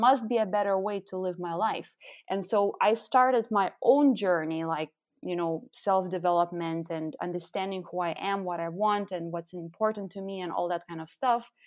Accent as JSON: {"language": "English", "country": "Lithuania", "also_born_or_lived": "Austria / Netherlands / Belgium", "first_language": "Lithuanian", "second_language": "English", "moved": "as an adult", "lives_now": "Berlin, Germany", "said": "I'm actually originally from Lithuania, and I, uh, live in Berlin for the last over four years."}